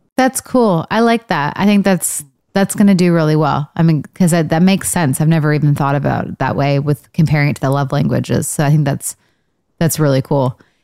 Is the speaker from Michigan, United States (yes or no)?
yes; Michigan, United States; I'm from Michigan.